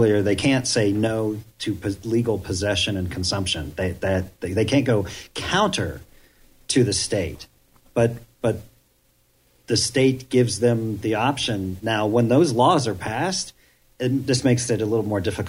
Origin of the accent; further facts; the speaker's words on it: Ohio, United States; I grew up in Ohio